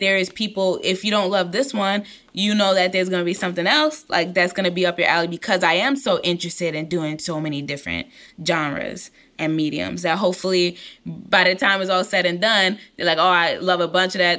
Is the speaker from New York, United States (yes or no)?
yes; New York City, New York, United States; I'm from East New York, Brooklyn